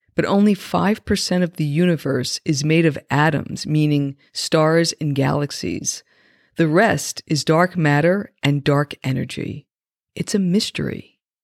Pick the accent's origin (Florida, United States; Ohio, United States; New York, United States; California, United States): New York, United States; I grew up right outside of New York City